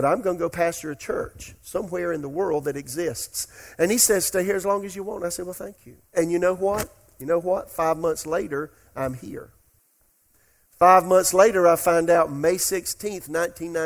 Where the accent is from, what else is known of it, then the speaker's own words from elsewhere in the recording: Florence, South Carolina, United States; also born or lived in Oklahoma; now in Raleigh, United States; I'm in Florence, South Carolina, my hometown.